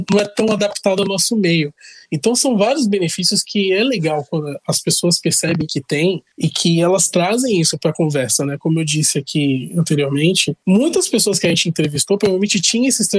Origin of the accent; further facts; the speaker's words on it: São Paulo, Brazil; nós somos do Brasil, que é um país, entre aspas, rico, apesar das desigualdades, mas nós estamos no estado mais rico da federação.